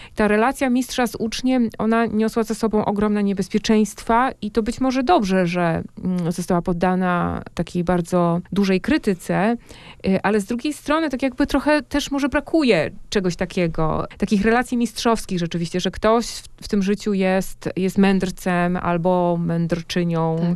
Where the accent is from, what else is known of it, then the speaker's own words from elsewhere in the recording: Masovian Voivodeship, Poland; Ja już wychowałam się na Mazowszu, ale tam są moje korzenie